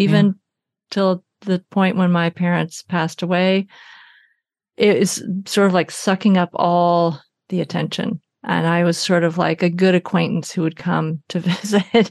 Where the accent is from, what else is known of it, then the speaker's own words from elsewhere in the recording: Arkansas, United States; now in Oakland, United States; I was born in Arkansas in a Florence Crittenden home